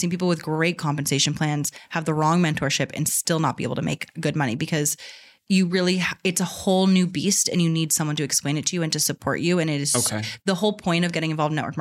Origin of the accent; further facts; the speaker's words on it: Boston, Massachusetts, United States; me growing up in Boston in a liberal city